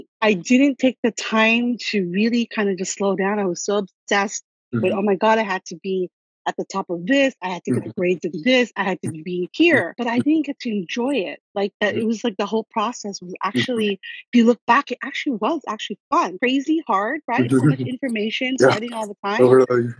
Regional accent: Guam; now in California, United States; I grew up in Guam

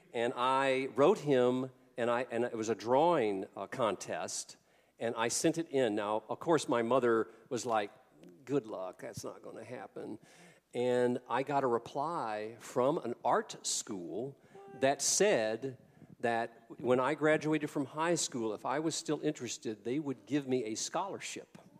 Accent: the South, United States; I came from the South

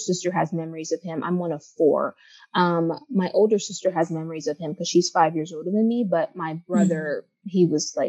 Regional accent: Los Angeles, California, United States; now in Washington, United States; when I say I'm home, I'm always talking about LA.

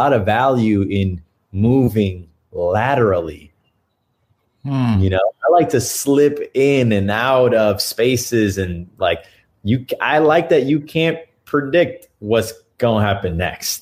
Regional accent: New York, United States; moved away as an adult; now in Austin, United States; I'm born and bred in New York, and I'm in Austin, Texas right now

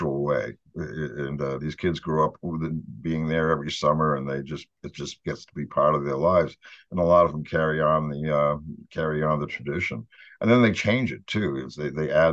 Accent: Brockton, Massachusetts, United States; now in Vermont, United States; I'm from Brockton, Massachusetts, originally

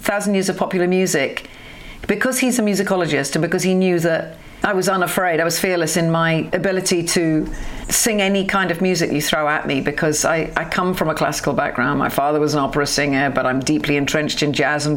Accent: London, United Kingdom; also born or lived in Wales; I'm actually Welsh, but I spent most of my time in London

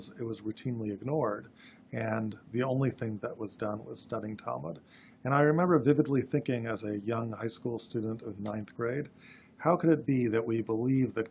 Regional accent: Berkeley, California, United States; I grew up in Berkeley, California

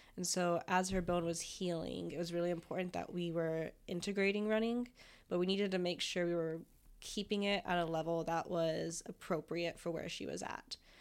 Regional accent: Florida, United States; moved away as an adult; I'm from Florida, and so just moved on up this way

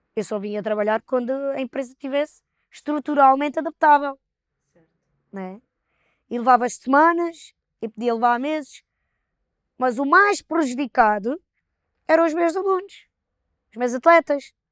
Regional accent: Palmela, Setúbal, Portugal; nós somos de, de Palmela

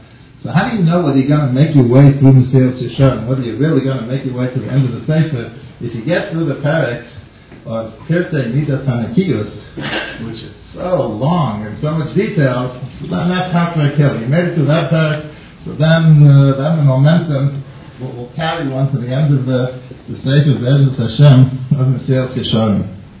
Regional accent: Boston, Massachusetts, United States; in case you haven't noticed yet from my accent, I come from Boston.

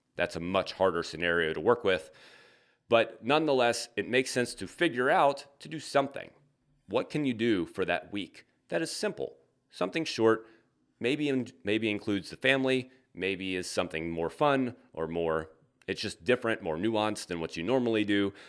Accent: the South, United States; now in Midwest, United States; I'm from the South.

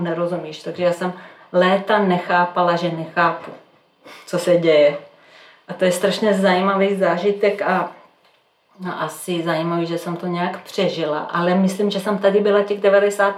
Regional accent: Belgrade, Serbia; Czech is a second language; moved away as an adult; now in Czech Republic; já jsem ze Srbska, z Bělehradu

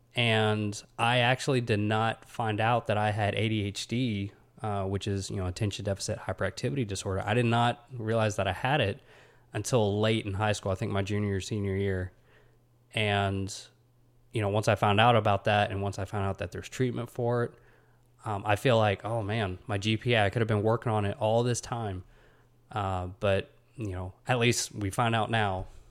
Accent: Huntsville, Alabama, United States; I'm from Huntsville, Alabama. You know, I'm an Alabama kid

